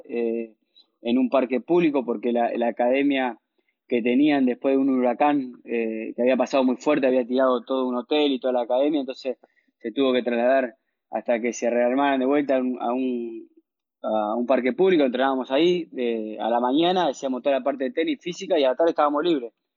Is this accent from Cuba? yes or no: no; Venado Tuerto, Santa Fe, Argentina; also born or lived in Rufino / Rosario; nací en Rufino, un pueblo de 15.000, 20.000 habitantes. Eh, a los dos nació mi hermano, que nos llevamos dos años de diferencia. Eh, a los tres años míos nos fuimos a vivir a Venado Tuerto por trabajo mi papá, que él empezó a dar clases de tenis ahí en Venado Tuerto. Empecé a crecer en Venado